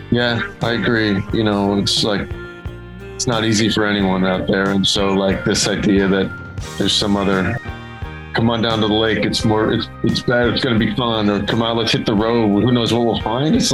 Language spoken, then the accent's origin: English; Connecticut, United States; Outside of Hartford, Connecticut. You know, suburban, yeah.